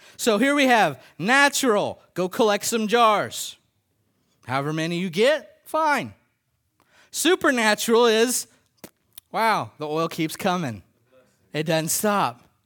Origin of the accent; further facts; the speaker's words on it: United States; as American Christians